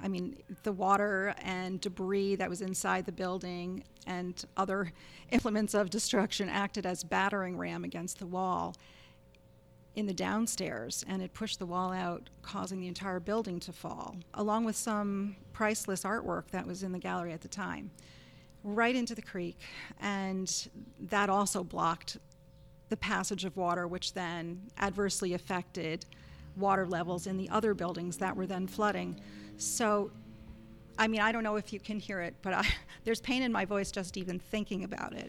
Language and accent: English; United States; also born or lived in Rockland County, New York / Massachusetts / Boston / New York City; I was born in Rockland, but grew up elsewhere in New York State and in Massachusetts